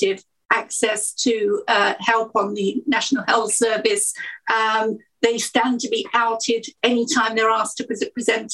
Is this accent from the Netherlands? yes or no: no; Essex, East of England, United Kingdom; I was born in Essex, about 5-10 miles outside of London